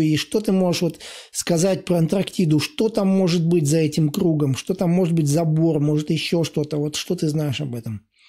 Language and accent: Russian; Latvia; И я вырос сам в Латвии, и катался на лыжах